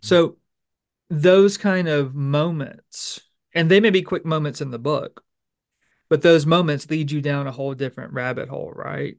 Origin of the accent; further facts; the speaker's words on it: Bossier Parish, Louisiana, United States; I'm from Louisiana, I'm from Bossier Parish